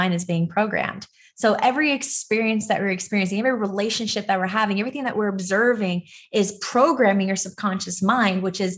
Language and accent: English; Los Angeles, California, United States; I was born and raised in Los Angeles, California.